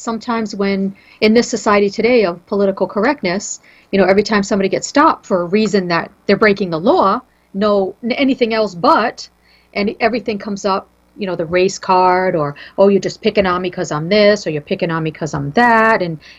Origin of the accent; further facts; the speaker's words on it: New England, United States; I'm from New England.